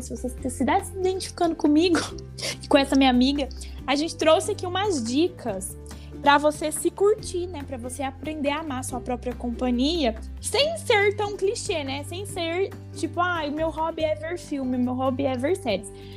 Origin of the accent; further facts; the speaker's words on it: Paraná, Brazil; Eu sou do Paraná